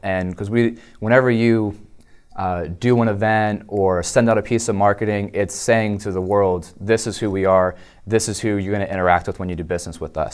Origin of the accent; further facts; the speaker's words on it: Dover, Delaware, United States; I was actually born and raised in Delaware in the capital Dover, so kind of a Delawarean by nature